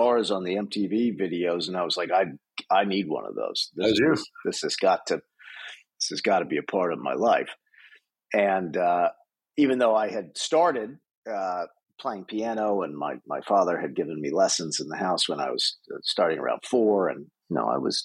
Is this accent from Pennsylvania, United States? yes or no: yes; outside of Philadelphia, Pennsylvania, United States; moved away as an adult; now in Los Angeles, United States; I grew up on the East Coast, right outside of Philadelphia